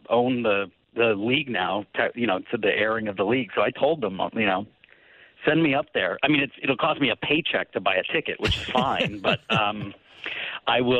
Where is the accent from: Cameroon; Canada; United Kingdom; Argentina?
Canada; Woodstock, Ontario; moved away; I grew up in Woodstock, which is a couple towns over from Stratford